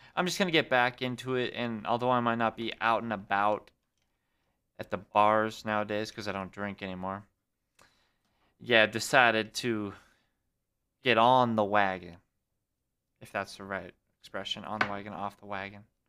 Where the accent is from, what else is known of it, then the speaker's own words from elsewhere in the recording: Great Falls, Montana, United States; Filmed it back in my hometown. Had to go back to Great Falls, my own Montana